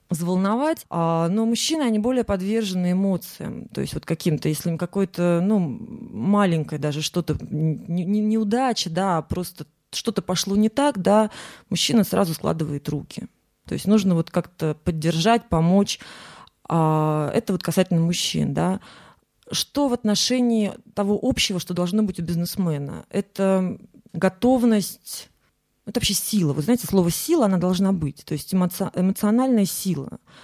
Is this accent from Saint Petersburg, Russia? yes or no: yes; Saint Petersburg, Russia; я из Санкт-Петербурга